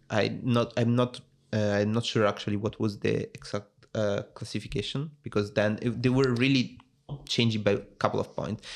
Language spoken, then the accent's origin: English; Italy; accent: Italian; English is a second language; moved away as an adult; also born or lived in Rome; now in Netherlands; I'm from Italy, as you can guess from my accent.